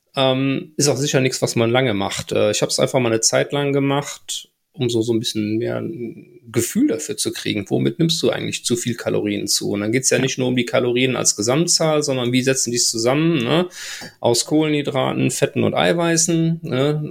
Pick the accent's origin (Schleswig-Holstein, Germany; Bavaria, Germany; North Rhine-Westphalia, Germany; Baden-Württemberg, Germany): North Rhine-Westphalia, Germany; Bergisches Land, near Gummersbach; now in Ruhr area, Germany; ich komme gebürtig aus dem Bergischen Richtung äh, Gummersbach, die Ecke